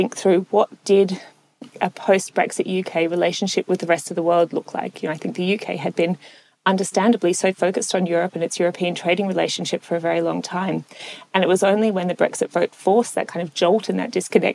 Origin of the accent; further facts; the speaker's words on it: Melbourne, Victoria, Australia; moved away; also born or lived in London; I was born in London. My dad is English. My mother's Australian, but I primarily grew up in Melbourne in Australia